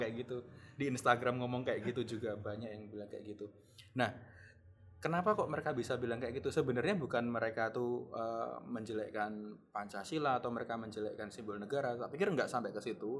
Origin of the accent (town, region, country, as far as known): Java, Indonesia; accent: medok (Javanese)